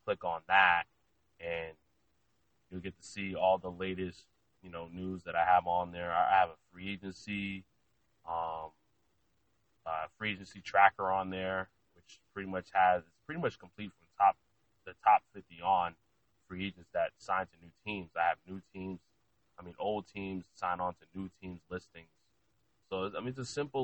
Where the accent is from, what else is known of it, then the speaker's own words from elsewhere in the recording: Lynn, Massachusetts, United States; also born or lived in Salem, Massachusetts; now in Mansfield, United States; I'm originally from Lynn, Massachusetts